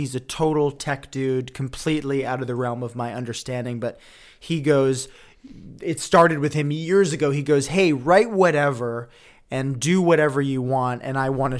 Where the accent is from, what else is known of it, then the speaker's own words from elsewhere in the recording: Woodstock, New York, United States; It's like an Instagram Airbnb in my hometown in Woodstock, where I also knew I wanted to shoot.